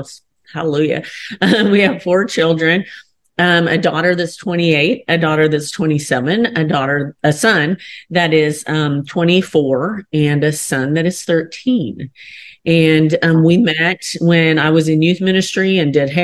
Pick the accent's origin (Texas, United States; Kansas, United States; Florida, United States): Kansas, United States; I'm from Kansas in the country. So like I grew up on the ranch